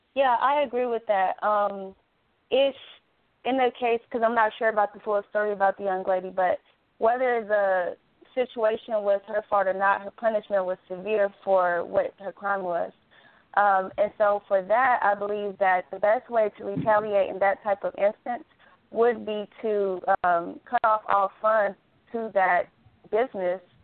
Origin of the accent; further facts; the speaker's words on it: Gary, Indiana, United States; now in Dallas, United States; I'm originally from Indiana, which I'm from Gary, Indiana